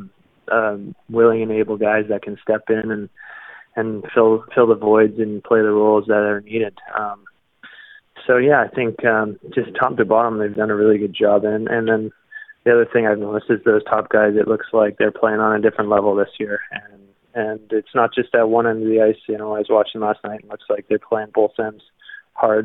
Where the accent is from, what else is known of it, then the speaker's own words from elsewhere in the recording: Canada; me being Canadian